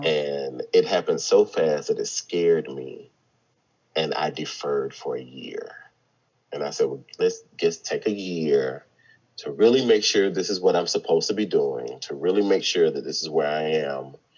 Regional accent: the South, United States; growing up in the South and being a black man

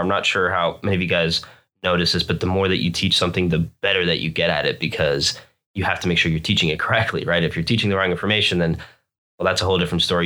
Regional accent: Florida, United States; moved away as an adult; also born or lived in New Jersey; now in California, United States; I moved down to Florida when I was a very small child, and I lived there for basically twenty-six years

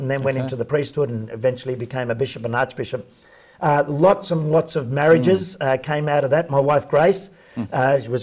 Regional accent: Sydney, New South Wales, Australia; So I grew up in Sydney, in working class, fairly poor housing commission house with eight kids in a two-bedroom house

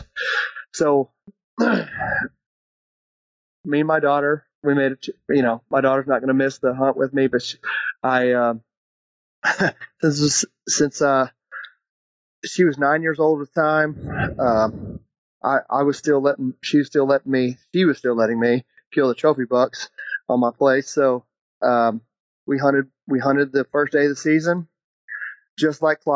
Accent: Forney, Texas, United States; I'm from Forney, Texas, just outside of Dallas.

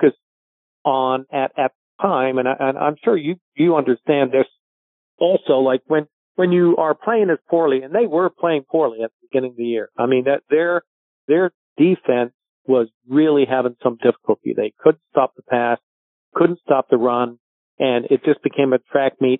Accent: Portsmouth, South East England, United Kingdom; moved away; also born or lived in Halifax, Nova Scotia / Victoria, British Columbia; I grew up actually in England. So I was born in Halifax, Nova Scotia

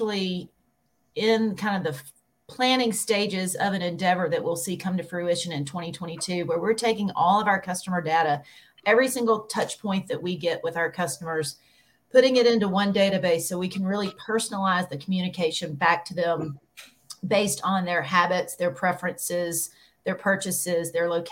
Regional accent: Birmingham, Alabama, United States; Birmingham, Alabama, born and bred.

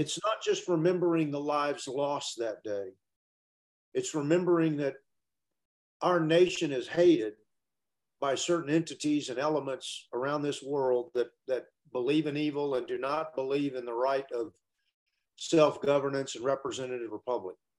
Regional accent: Texas, United States; moved away as an adult; moved back to Texas because uh, when I was done medically, um, I was now able to return back to my home state

